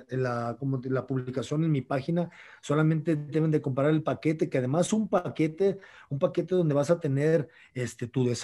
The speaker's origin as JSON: {"language": "Spanish", "country": "Mexico", "said": "Yo estoy, yo estoy feliz en mi tierra, en México"}